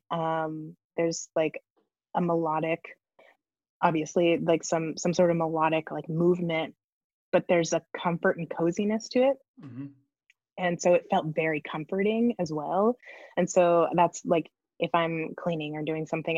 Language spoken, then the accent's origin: English; Northern California, United States; I grew up in Northern California in a very like quiet, like wine country.